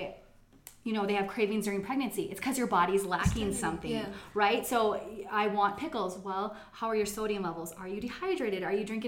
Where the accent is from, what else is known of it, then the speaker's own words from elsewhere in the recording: United States; I'm American here